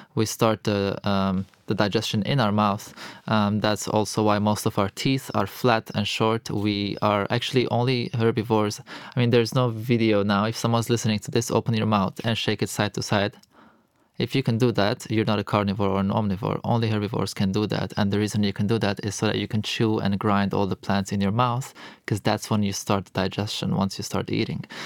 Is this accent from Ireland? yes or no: no; Lebanon; moved away as an adult; also born or lived in Europe; I'm born and raised in Lebanon. Um, so I am Lebanese